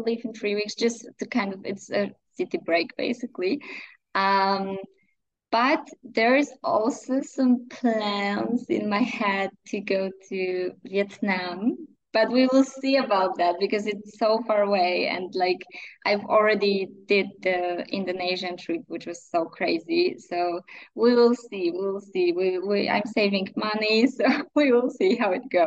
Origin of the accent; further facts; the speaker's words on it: near Wrocław, Lower Silesian Voivodeship, Poland; English is a second language; It's like 50 kilometers from my hometown